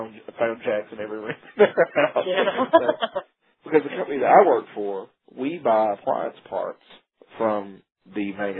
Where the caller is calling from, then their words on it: Huntsville, Alabama, United States; accent: Southern; I'm calling you from Huntsville, Alabama